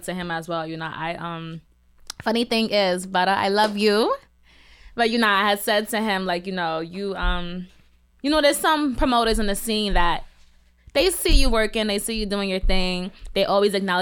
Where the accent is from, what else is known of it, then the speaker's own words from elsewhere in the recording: Trinidad & Tobago; I'm from Trinidad